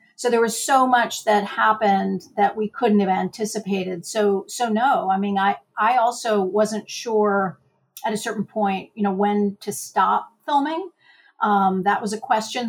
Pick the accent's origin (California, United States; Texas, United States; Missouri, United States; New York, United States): Missouri, United States; Missouri state lines, which is my home state